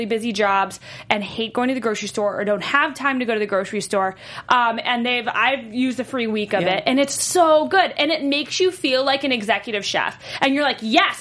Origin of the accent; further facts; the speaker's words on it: North Carolina, United States; I'm from North Carolina